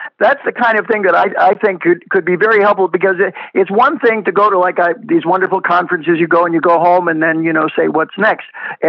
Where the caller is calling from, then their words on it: West Palm Beach, Florida, United States; Here in Florida, and I'm calling you from West Palm Beach